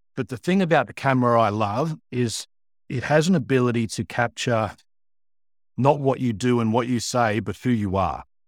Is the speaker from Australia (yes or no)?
yes; Sydney, New South Wales, Australia; born and bred in Sydney, uh, and, uh, I grew up in, uh, Pennant Hills in the northwest